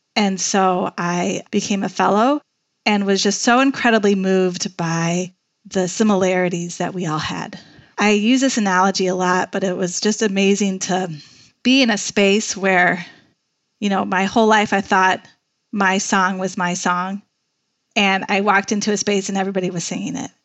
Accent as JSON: {"language": "English", "town": "Chicago", "region": "Illinois", "country": "United States", "also_born_or_lived": "Washington, D.C.", "said": "I'm from Chicago. I knew Chicago would eventually be home"}